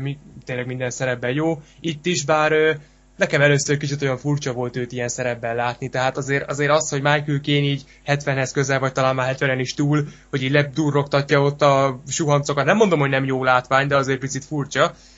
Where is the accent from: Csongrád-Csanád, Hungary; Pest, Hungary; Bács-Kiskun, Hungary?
Bács-Kiskun, Hungary; Kecskemét; mi, mi kecskemétiek vagyunk